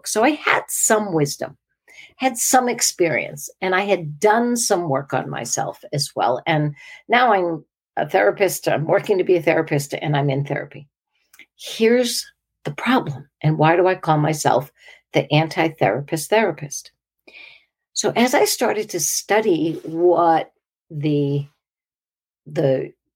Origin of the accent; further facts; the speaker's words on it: 20 miles north of Boston, New England, Massachusetts, United States; moved away; I grew up in New England. I grew up 20 miles north of Boston